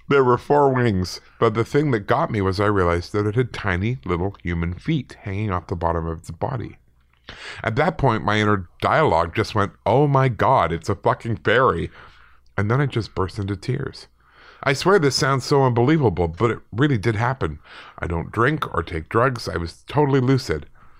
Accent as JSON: {"language": "English", "town": "Manchester", "region": "North West England", "country": "United Kingdom", "moved": "yes", "lives_now": "Northern Ireland", "said": "I'm from Manchester, UK, originally, but now live in Northern Ireland."}